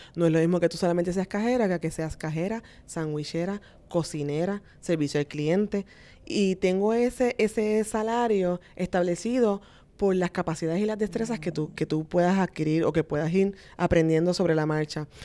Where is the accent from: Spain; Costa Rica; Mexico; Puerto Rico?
Puerto Rico; Vega Baja; Realmente yo soy de Vega Baja, así que soy, soy una persona de pueblo, de campo